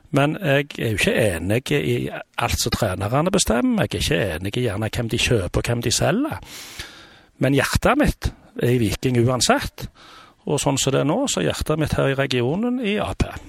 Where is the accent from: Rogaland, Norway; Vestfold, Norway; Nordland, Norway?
Rogaland, Norway; Stavanger; Jeg har bodd i Stavanger hele livet mitt. Født og oppvokst i Kvernavika